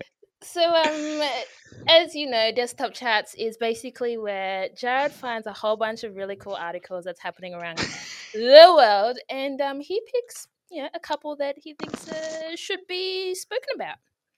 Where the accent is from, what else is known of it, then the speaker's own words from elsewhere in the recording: Mount Druitt, New South Wales, Australia; It's really like Struggle Street. I'm from Mount Druitt, Eshe. Struggle Street.